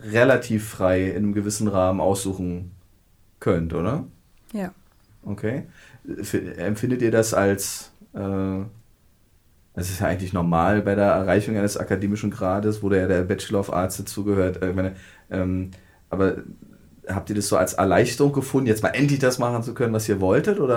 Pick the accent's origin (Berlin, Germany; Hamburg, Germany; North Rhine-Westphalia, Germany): Berlin, Germany; man wird ja gerade als Berliner ja nur noch drauf angesprochen